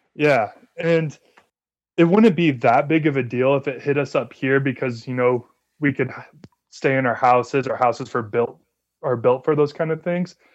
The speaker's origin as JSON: {"language": "English", "town": "Las Vegas", "region": "Nevada", "country": "United States", "tie": "born or raised there", "also_born_or_lived": "Oaxaca, Mexico", "moved": "as an adult", "lives_now": "Provo, United States", "said": "I grew up in Las Vegas"}